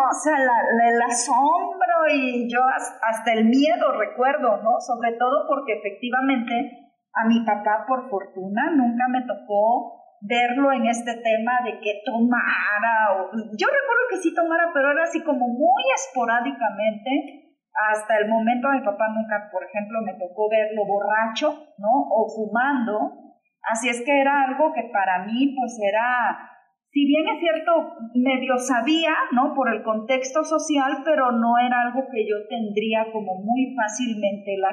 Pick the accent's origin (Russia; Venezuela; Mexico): Mexico; Tecpan de Galeana, Guerrero; yo soy de la Costa Grande, de Tecpan de Galeana, orgullosamente